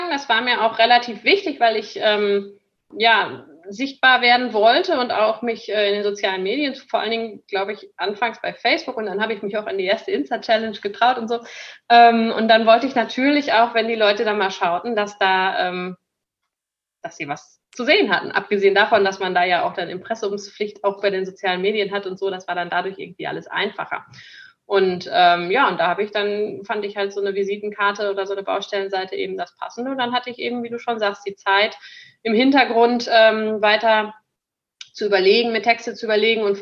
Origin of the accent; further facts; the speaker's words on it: North Rhine-Westphalia, Germany; denn ich bin ja auf dem Bauernhof groß geworden, tatsächlich, in Münsterland